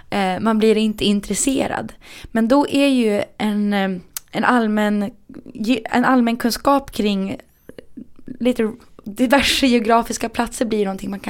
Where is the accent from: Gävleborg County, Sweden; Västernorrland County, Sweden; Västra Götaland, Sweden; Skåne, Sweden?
Västernorrland County, Sweden; Härnösand; also born or lived in Rättvik / Sundsvall; now in Stockholm, Sweden; Nej, men jag är från Härnösand. och sen har jag bott i Rättvik och Sundsvall och nu massa år i {S0} Stockholm.